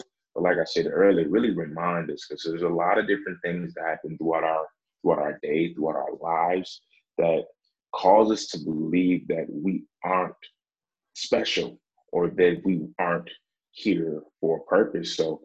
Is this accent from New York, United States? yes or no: yes; Buffalo, New York, United States; I'm originally from Buffalo, New York